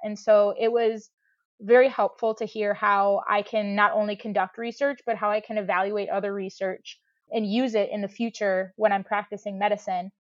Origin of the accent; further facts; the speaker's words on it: Madison, Wisconsin, United States; moved away as an adult; now in Michigan, United States; I grew up volunteering at my hometown zoo in Madison, Wisconsin